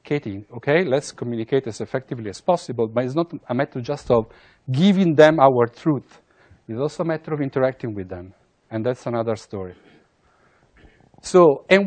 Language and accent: English; Italy; I come from Italy